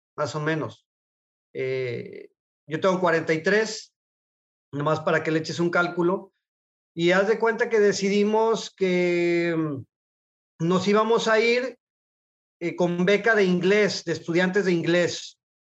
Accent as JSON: {"language": "Spanish", "town": "Guadalajara", "region": "Jalisco", "country": "Mexico", "tie": "born or raised there", "said": "yo soy de Guadalajara, nací en Guadalajara, he vivido toda mi vida en Guadalajara"}